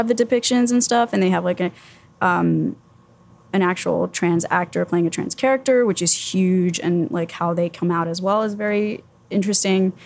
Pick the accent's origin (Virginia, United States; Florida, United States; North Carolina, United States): Florida, United States; Miami; also born or lived in Tallahassee, Florida; I was born and raised in Miami, and I was going to school in Tallahassee, Florida